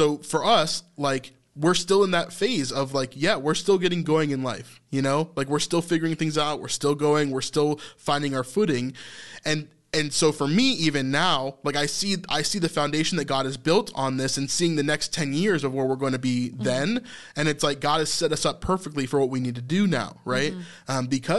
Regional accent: United States; that was the biggest thing in my youth, being an American male, right?

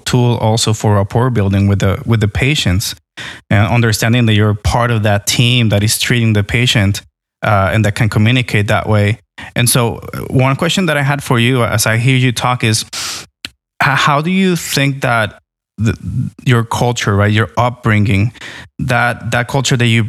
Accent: Puerto Rico; moved away; also born or lived in Florida; I grew up in Puerto Rico

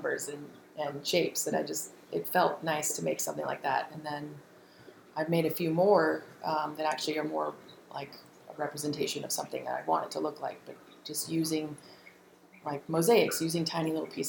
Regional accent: the South, United States; I grew up in the South, and it was a lovely childhood.

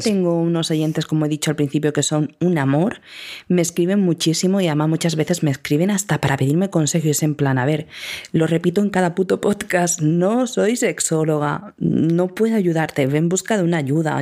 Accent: Andalusia, Spain; Como buena andaluza

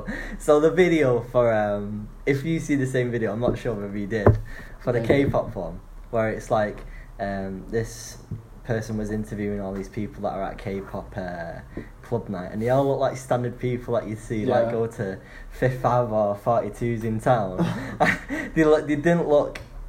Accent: Manchester, North West England, United Kingdom; As a Mancunian.

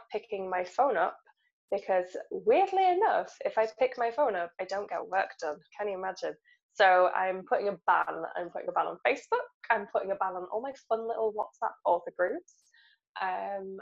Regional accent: England, United Kingdom; we're writers and we're English

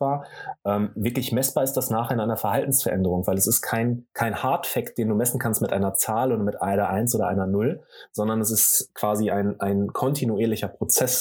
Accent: Sauerland, North Rhine-Westphalia, Germany; ich komme ursprünglich aus dem Sauerland, da komme ich auch gerne her, bin in einem kleinen Dorf groß geworden

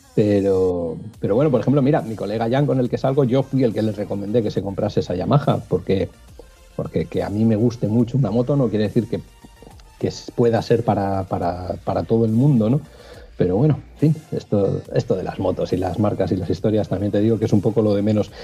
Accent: Cantabria, Spain; soy un enamorado de mi tierra

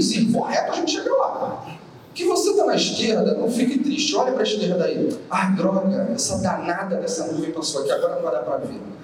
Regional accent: Rio de Janeiro, Brazil; accent: carioca; meu sotaque não nega, é, eu sou carioca, moro no Rio

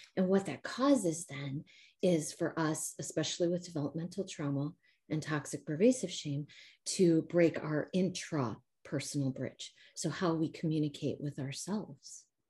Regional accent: Midwest, United States; accent: a little Midwestern mixed with a little Southern; moved away as an adult; now in Spring, Texas, United States; born and raised in the Midwest and then moved here about uh, eight years ago.

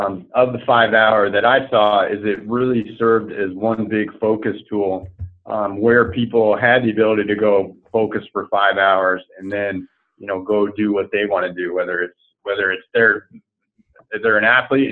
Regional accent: East Coast, United States; I grew up on the East Coast, and I don't hold a candle to some of the guys that I surf with that grew up surfing.

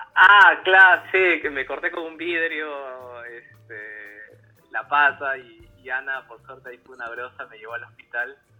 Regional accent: Peru; also born or lived in Buenos Aires, Argentina

